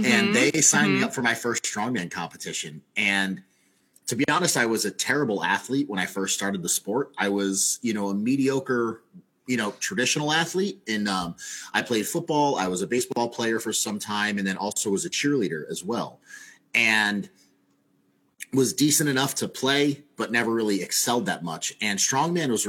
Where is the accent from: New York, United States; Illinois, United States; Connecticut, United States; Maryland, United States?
Connecticut, United States; southeastern; now in Springfield, United States; I grew up in southeastern Connecticut.